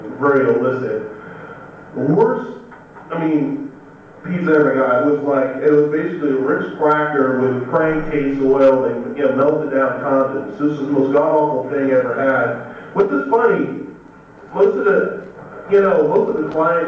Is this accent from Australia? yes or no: no; Alabama, United States; I'm from Alabama.